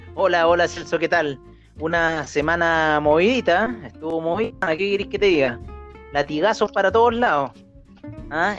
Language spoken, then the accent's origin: Spanish; Chile; nosotros somos chilenos